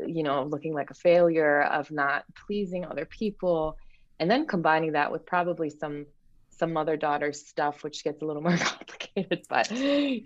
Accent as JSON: {"language": "English", "country": "Germany", "tie": "born or raised there", "moved": "yes", "said": "I grew up in Germany"}